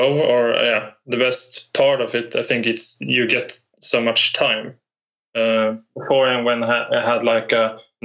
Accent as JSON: {"language": "English", "region": "Norrland", "country": "Sweden", "also_born_or_lived": "Piteå", "said": "I'm from Sweden in the northern part. I live in Piteå right now"}